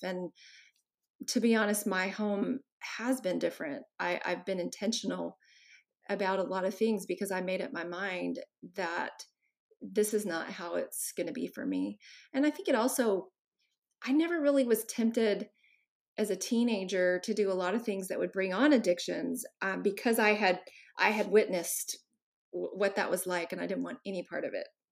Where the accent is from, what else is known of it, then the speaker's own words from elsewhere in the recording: Texas, United States; I grew up in Texas and I'm the oldest of five kids